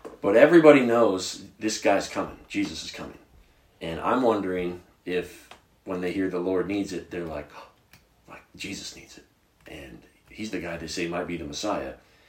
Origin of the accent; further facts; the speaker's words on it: Virginia, United States; Well, I'm a redneck. I'm from